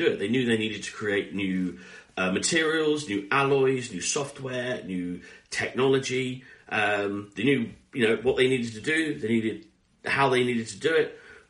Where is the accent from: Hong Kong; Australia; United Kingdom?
United Kingdom; we're British